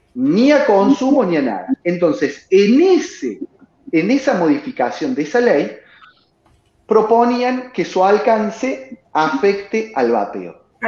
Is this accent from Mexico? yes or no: no; Córdoba, Argentina; En Córdoba, y como cordobés que soy